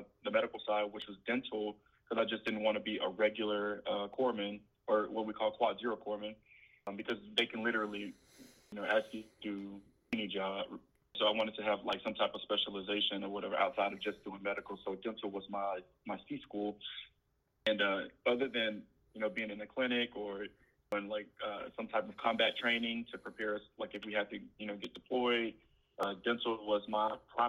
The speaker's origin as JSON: {"language": "English", "town": "Houston", "region": "Texas", "country": "United States", "tie": "born or raised there", "said": "So growing up, I was like poor. But I mean, Houston was, it's always hot."}